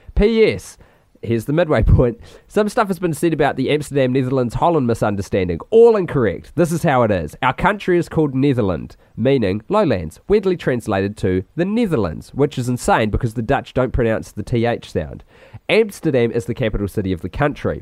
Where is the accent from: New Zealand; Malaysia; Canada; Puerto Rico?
New Zealand; Christchurch, Canterbury; born or raised there